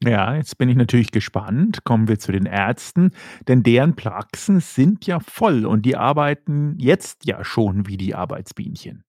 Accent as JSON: {"language": "German", "area": "Berchtesgadener Land", "region": "Bavaria", "country": "Germany", "said": "bei uns in Bayern, im Berchtesgadener Land"}